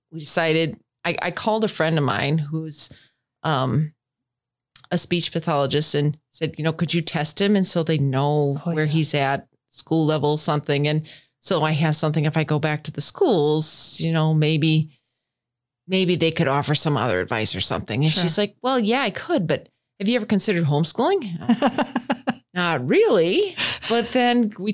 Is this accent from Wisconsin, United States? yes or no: yes; Northwest Wisconsin, United States; also born or lived in Madison, Wisconsin / Green Bay, Wisconsin; I was born and raised in Northwest Wisconsin